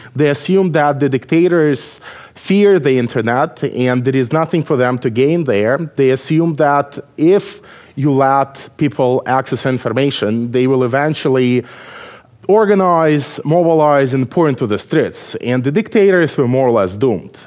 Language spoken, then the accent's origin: English; Belarus; English is a second language; moved away as an adult; now in United States; I was born in Belarus